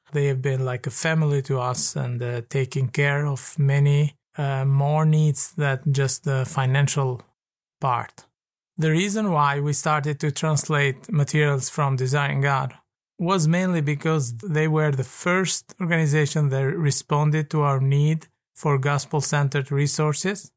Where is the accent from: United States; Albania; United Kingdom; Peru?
Albania; Tirana, Tirana County; I am from Tirana, Albania